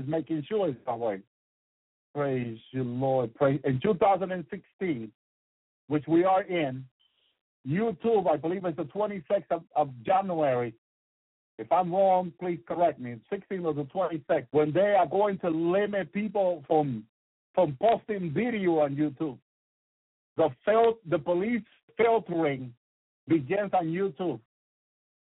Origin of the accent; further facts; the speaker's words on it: North Carolina, United States; I'm from North Carolina. I need to get back to North Carolina